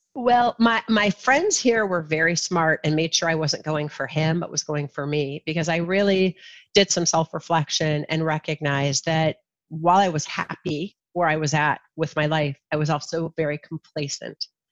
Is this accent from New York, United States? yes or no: no; Ohio, United States; born or raised there; also born or lived in New Jersey / Kalamazoo, Michigan